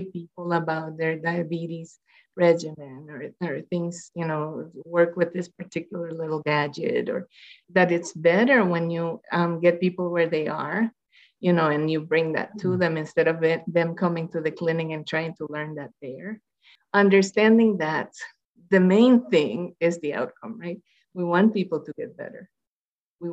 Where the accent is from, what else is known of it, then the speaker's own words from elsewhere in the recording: Puerto Rico; moved away; I'm Latina, you know, I'm from Puerto Rico